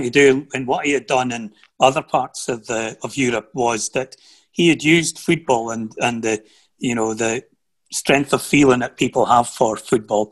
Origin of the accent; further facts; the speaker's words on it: Aberdeenshire, Scotland, United Kingdom; also born or lived in Huntly; I'm born in Huntley. I grew up in Aberdeenshire